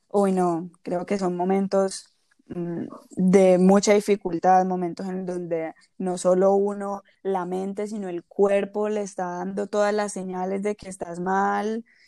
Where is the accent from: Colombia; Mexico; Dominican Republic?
Colombia; moved away; Nacimos en Colombia, pero vivimos en diferentes lugares